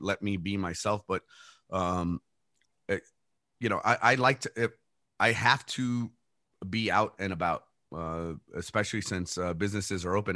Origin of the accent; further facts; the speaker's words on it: El Paso, Texas, United States; I was born and raised here in El Paso